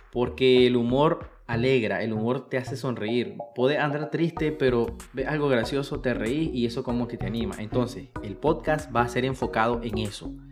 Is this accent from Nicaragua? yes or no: yes; Matagalpa, Nicaragua; soy de Matagalpa, Nicaragua